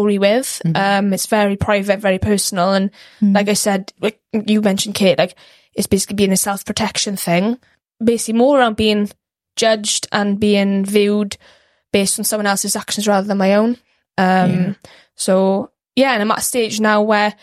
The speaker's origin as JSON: {"language": "English", "town": "Ammanford", "region": "Wales", "country": "United Kingdom", "tie": "born or raised there", "said": "grew up in Armanford"}